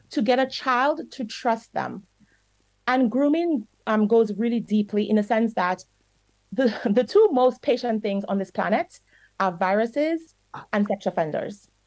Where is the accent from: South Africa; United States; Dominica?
Dominica; I grew up in Dominica. And here's the problem one of the problems I, I believe I experienced as a child. Parents, some parents in Dominica are very strict.